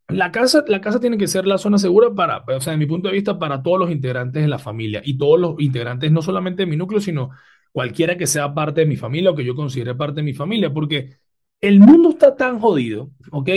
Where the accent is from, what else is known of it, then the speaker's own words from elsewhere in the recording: Venezuela; nosotros como venezolanos